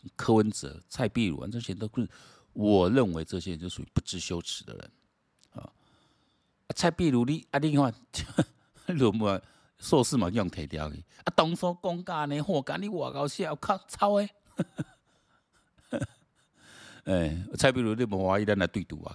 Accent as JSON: {"language": "Chinese", "country": "Taiwan", "said": "我讲台湾人啊，大家拢有这个共识"}